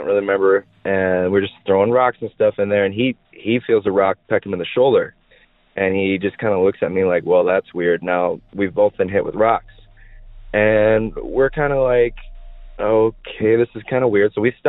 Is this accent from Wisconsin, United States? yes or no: yes; Maiden Rock, Wisconsin, United States; So I grew up in Wisconsin, and more specifically, I lived in a town at the time called Maiden Rock, Wisconsin.